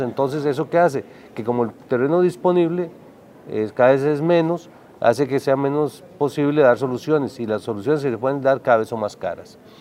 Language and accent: Spanish; Costa Rica; como costarricenses